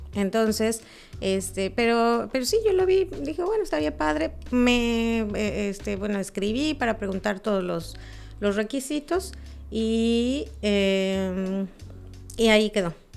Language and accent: Spanish; Mexico City, Mexico; now in Cancún, Mexico; yo soy de México